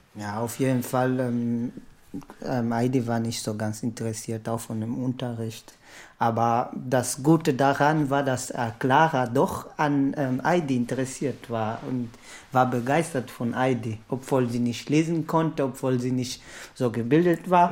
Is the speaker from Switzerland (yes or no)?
no; Lobito, Benguela, Angola; now in Germany; komme aus Angola. Mein Heimatdorf heißt Lobito.